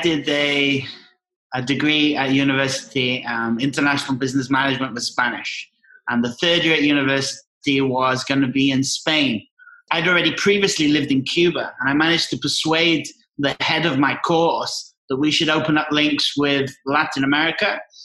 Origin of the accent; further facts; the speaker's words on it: near Liverpool, North West England, United Kingdom; moved away as an adult; also born or lived in Scotland; now in Mexico; Grew up from seven years old in England, uh, near Liverpool.